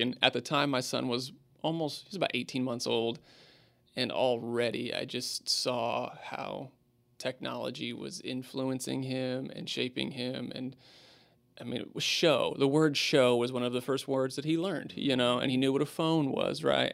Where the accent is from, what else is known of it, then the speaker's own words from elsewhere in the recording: Spokane, Washington, United States; moved away as an adult; now in Houston, United States; I grew up in Spokane and my family was there